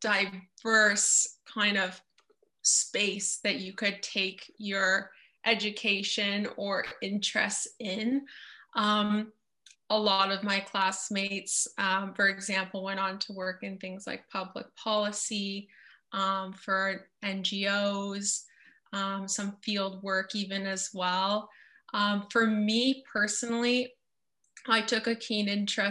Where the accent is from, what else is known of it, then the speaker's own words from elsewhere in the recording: Oakville, Ontario, Canada; I'm from Oakville, and that's where our company is based out